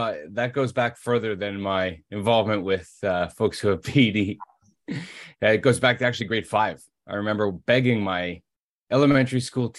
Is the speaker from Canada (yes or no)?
yes; Toronto, Ontario, Canada; In Toronto.